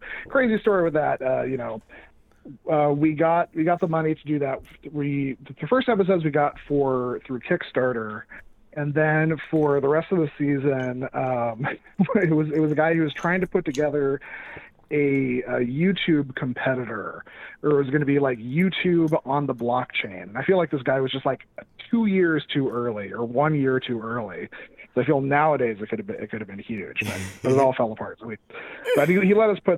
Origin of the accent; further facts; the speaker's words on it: Southern California, United States; moved away; I'm from Southern California originally